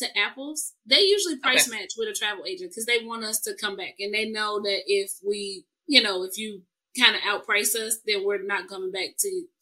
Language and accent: English; Chicago, Illinois, United States; also born or lived in Germany; I grew up in Chicago